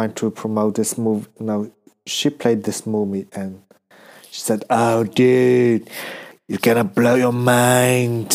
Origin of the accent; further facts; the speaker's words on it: China; moved away as an adult; now in Australia; I'm from China